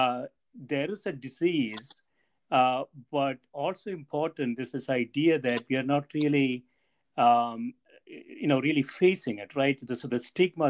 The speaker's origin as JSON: {"language": "English", "region": "South India", "country": "India", "tie": "born or raised there", "moved": "as an adult", "lives_now": "United States", "said": "I grew up in South India"}